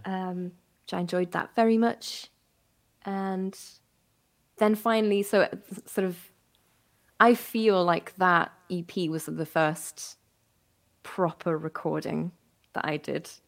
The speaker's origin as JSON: {"language": "English", "region": "Berlin", "country": "Germany", "tie": "born or raised there", "also_born_or_lived": "West Midlands", "moved": "as an adult", "lives_now": "United Kingdom", "said": "I grew up in Berlin. Um, well, mostly in Berlin, a little bit of time in the West Midlands"}